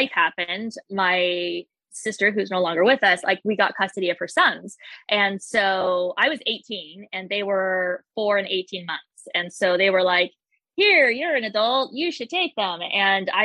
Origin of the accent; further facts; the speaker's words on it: Las Vegas, Nevada, United States; I grew up in Vegas